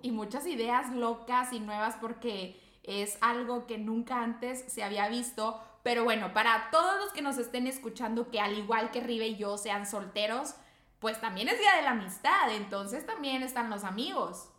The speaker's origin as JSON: {"language": "Spanish", "town": "Monterrey", "region": "Nuevo León", "country": "Mexico", "said": "acá nosotros somos de Monterrey, Nuevo León"}